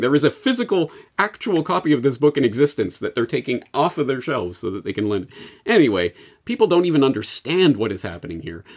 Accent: Canada; speaking as a Canadian

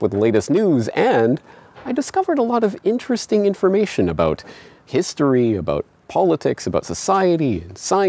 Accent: Canada; now in Japan; You see, I am Canadian, I was born and raised in Canada, but I don't live in Canada. I live here, in Japan.

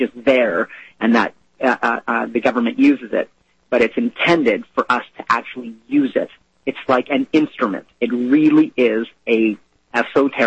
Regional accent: Canada; I'm Canadian.

